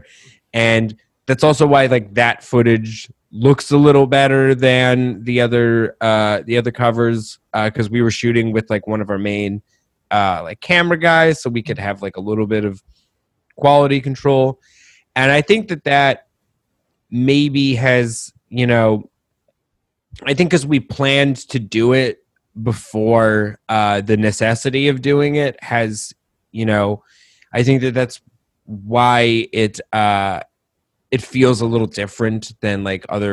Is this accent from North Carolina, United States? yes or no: no; Colorado, United States; moved away as an adult; also born or lived in Rochester, New York; now in New York, United States; I was born in Rochester, but I spent like most of my childhood in Colorado